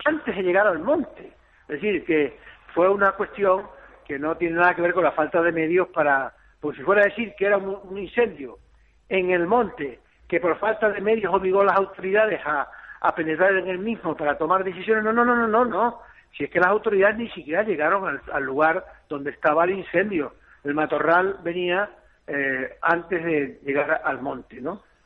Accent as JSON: {"language": "Spanish", "town": "El Pinar", "region": "Canary Islands", "country": "Spain", "tie": "born or raised there", "moved": "yes", "said": "yo soy del Pinar, soy un niño educado en la extinción de incendios porque nací y viví al lado de un monte"}